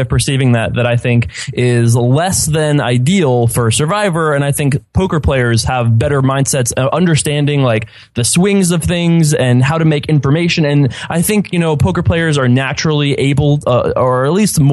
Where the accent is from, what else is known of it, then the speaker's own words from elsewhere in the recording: Stony Brook, New York, United States; I grew up in Stony Brook